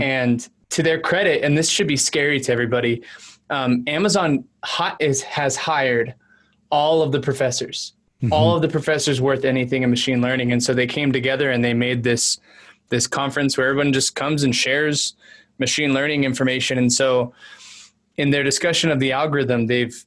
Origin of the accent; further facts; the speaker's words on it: San Antonio, Texas, United States; moved away as an adult; now in Utah, United States; I'm originally from San Antonio, moved up to Utah to go to school